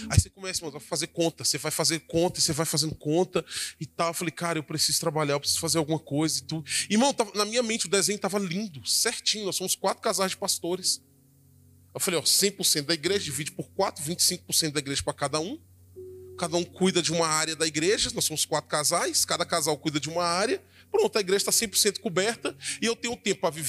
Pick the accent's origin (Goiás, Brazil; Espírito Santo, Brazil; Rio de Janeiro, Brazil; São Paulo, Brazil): Espírito Santo, Brazil; E isso, irmãos, eu vim de lá, do Espírito Santo.